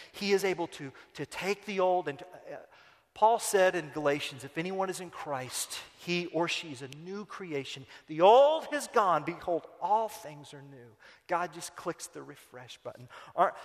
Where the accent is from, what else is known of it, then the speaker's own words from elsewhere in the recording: United States; now in Turkey; I'm American.